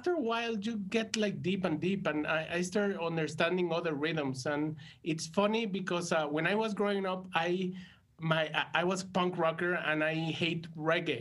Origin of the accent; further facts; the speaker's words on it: Mexico; I just assume I am from Mexico. I live in Mexico, and that's who I am